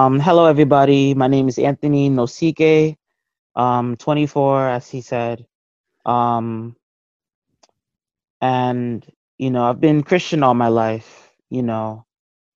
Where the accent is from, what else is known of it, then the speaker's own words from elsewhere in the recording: Nigeria; now in United States; I'm from Nigeria. I was born there.